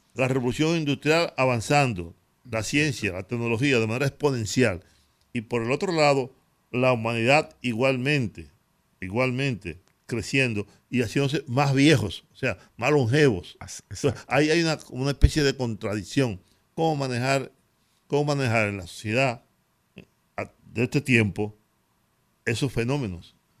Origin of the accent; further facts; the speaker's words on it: Dominican Republic; soy dominicano